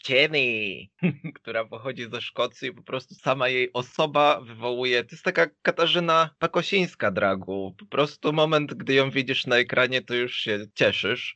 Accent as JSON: {"language": "Polish", "country": "Poland", "moved": "as an adult"}